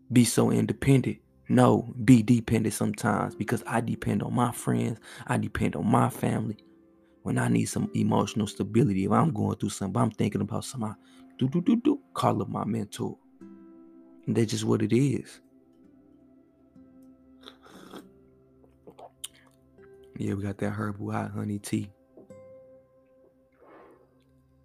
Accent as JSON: {"language": "English", "town": "St. Louis", "region": "Missouri", "country": "United States", "said": "I'm from St. Louis"}